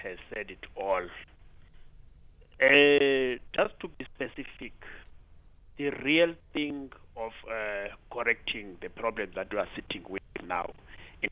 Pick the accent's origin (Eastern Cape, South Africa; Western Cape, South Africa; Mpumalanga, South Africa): Eastern Cape, South Africa; Kamata; I'm originating from Eastern Cape in Kamata. There we used to have a big irrigation scheme when I was growing up.